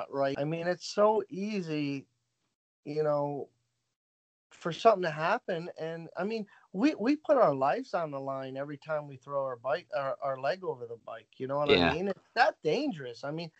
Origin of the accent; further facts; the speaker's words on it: United States; I say I'm American and I'm proud of it